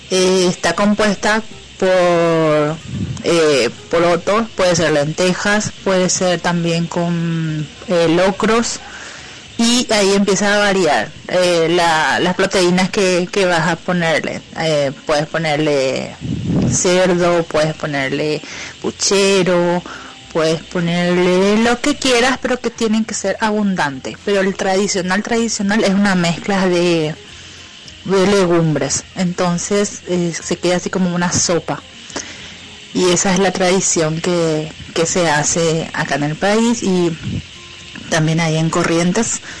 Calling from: Asunción, Paraguay; de Asunción, Paraguay.

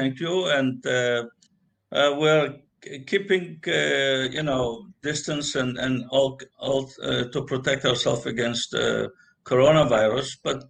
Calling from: Los Angeles, California, United States; But I'm joining from Los Angeles, California.

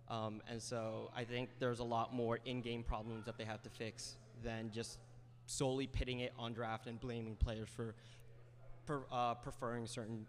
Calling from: New Jersey, United States; From North Jersey.

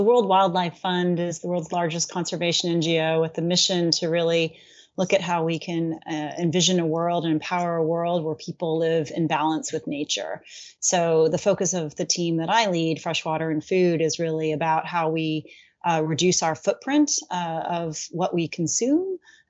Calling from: Washington, District of Columbia, United States; I'm joining from Washington, D.C.

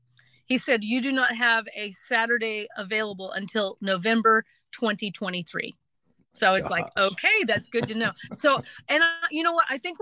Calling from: Nashville, Tennessee, United States; Well, I'm calling from Nashville, Tennessee today before we get aboard our Bluegrass Express and head back out on the road.

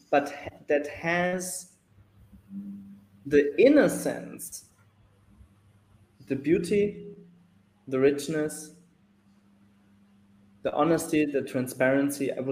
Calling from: Mexico; So I'm dialing in from Mexico.

